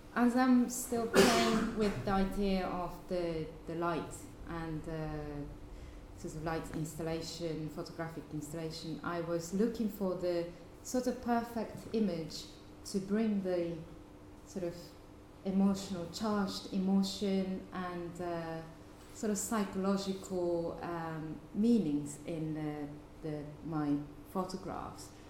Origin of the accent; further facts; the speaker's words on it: Fukuoka, Japan; my hometown in Fukuoka